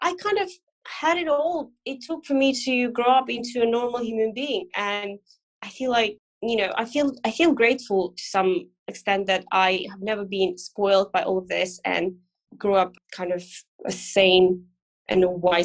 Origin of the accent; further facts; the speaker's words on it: Moldova; I grew up in one of those, a very small one